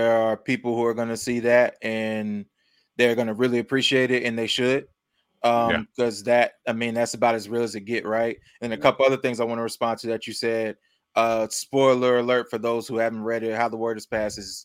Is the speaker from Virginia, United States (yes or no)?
yes; Chester, Virginia, United States; now in Delaware, United States; I'm from Virginia. I live in Delaware now